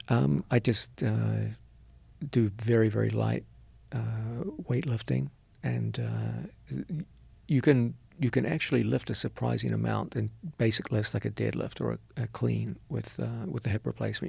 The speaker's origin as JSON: {"language": "English", "country": "New Zealand", "tie": "born or raised there", "also_born_or_lived": "New York City", "moved": "as an adult", "said": "I was raised in New Zealand."}